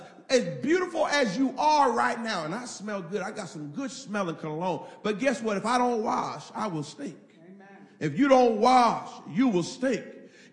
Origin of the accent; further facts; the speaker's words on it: Indiana, United States; I'm from Indiana